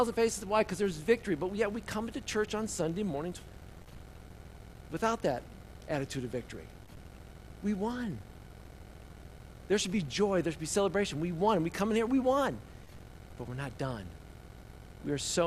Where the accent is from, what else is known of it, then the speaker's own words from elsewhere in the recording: Indiana, United States; a boy growing up in Indiana